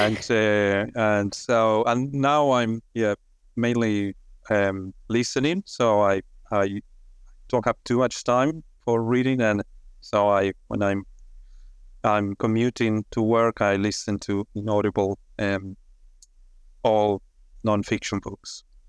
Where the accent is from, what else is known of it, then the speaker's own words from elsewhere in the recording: Argentina; moved away as an adult; also born or lived in United Kingdom; now in Australia; I'm originally from Argentina.